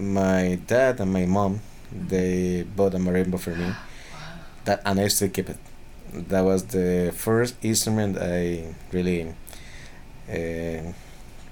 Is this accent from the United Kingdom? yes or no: no; Costa Rica; English is a second language; also born or lived in San Jose, Costa Rica; I'm from Costa Rica, percussionist from Costa Rica.